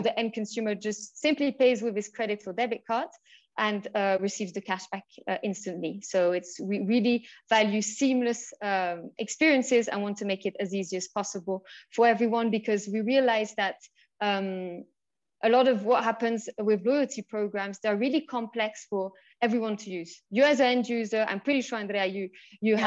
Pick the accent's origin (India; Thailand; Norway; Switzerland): Switzerland; moved away as an adult; also born or lived in United Kingdom / France; now in Mexico; I'm originally from the UK, but I was born and raised in Switzerland.